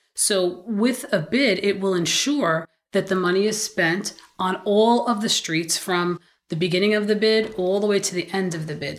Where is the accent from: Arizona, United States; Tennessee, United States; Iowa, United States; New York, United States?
New York, United States; New York City; also born or lived in Sunset Park, Brooklyn / Staten Island; I was born not quite in Bay Ridge, but Sunset Park